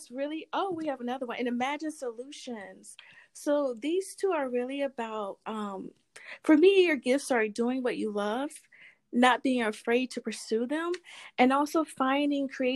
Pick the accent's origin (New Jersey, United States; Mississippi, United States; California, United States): Mississippi, United States; now in New York City, United States; I'm originally from Mississippi. I live in New York City now.